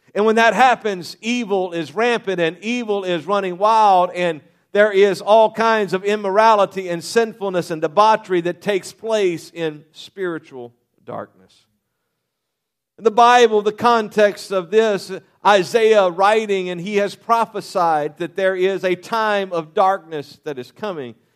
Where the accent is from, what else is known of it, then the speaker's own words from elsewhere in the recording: Louisiana, United States; I was raised in Louisiana